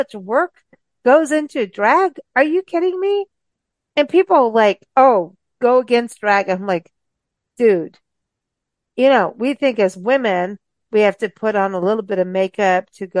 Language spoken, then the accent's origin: English; South Africa; moved away; growing up in South Africa